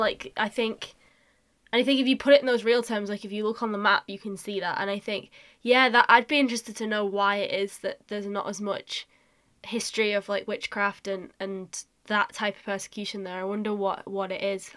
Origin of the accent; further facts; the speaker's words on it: North West England, United Kingdom; I'm a Northerner and that I'm a Northwest